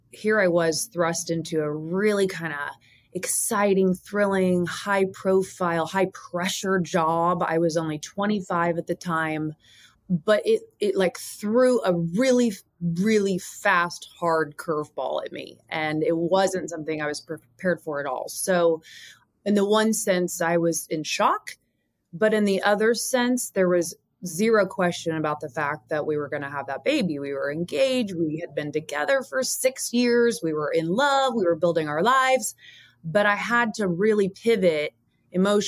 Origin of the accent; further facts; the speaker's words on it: Indiana, United States; moved away as an adult; back home to Indiana, where I'm from